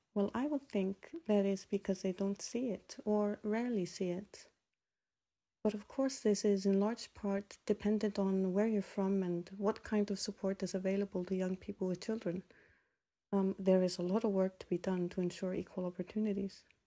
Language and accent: English; Iceland; moved away as an adult; growing up in Iceland has definitely shaped us